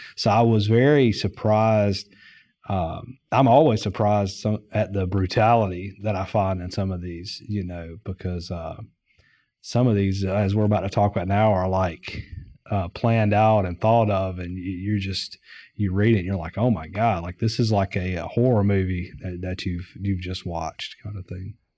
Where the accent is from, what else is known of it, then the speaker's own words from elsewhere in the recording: Durham, North Carolina, United States; moved away as an adult; also born or lived in Raleigh, North Carolina; I grew up in Durham, uh, North Carolina